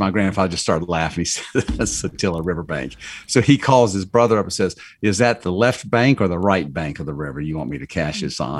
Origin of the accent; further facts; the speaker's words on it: Georgia, United States; we're from Georgia